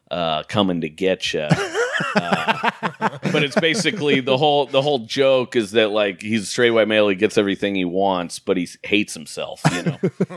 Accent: Portland, United States; moved away; So I'm like from Portland, so I just stayed with my family

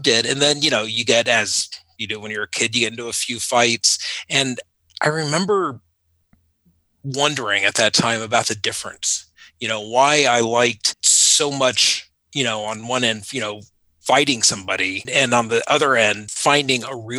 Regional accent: United States; born or raised there; also born or lived in Panama; now in Northern Virginia, United States

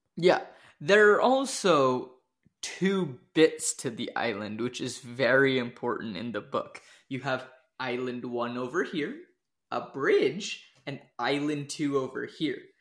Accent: Washington, United States; I grew up in Washington

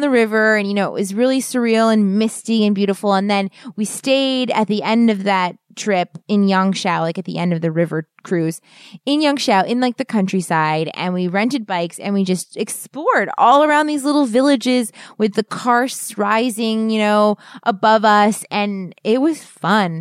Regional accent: East Coast, United States; we're from the East Coast, so we have mountains, but they're not big

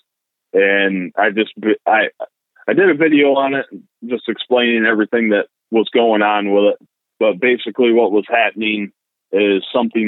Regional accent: rural New York, United States; basically lived out in rural New York, you know, all my life

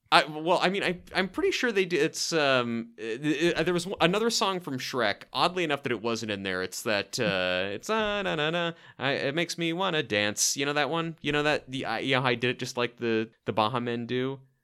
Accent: Portland, Oregon, United States; I am from Portland, Oregon

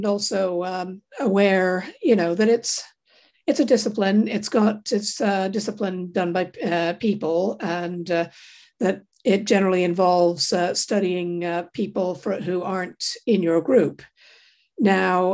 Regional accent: Toronto, Ontario, Canada; I grew up in Toronto in Canada.

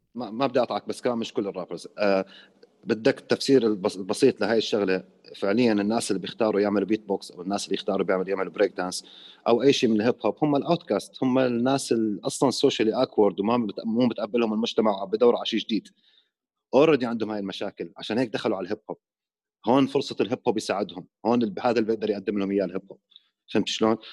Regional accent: Iraq; moved away as an adult; also born or lived in Jordan / Sweden; now in Amman, Jordan; انا بالاصل بالاصل مو عراقي اصلي اصل سوري مولود

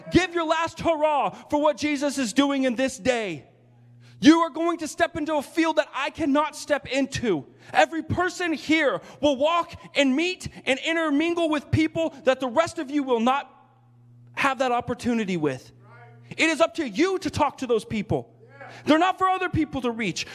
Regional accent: United States; moved away as an adult; now in Japan; I am so captivated by God to try to encourage the body of Christ in America while I'm here

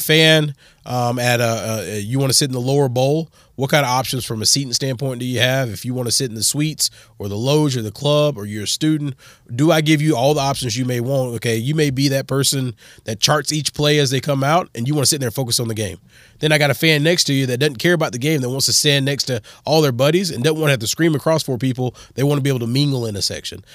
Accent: South Carolina, United States; moved away; also born or lived in Texas; I grew up in South Carolina

